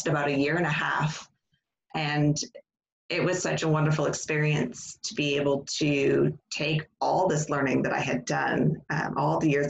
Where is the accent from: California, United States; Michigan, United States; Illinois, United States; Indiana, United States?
Indiana, United States; moved away as an adult; also born or lived in Texas; now in New Hampshire, United States; I'm originally from Indiana, though. That's why I don't have a Southern accent.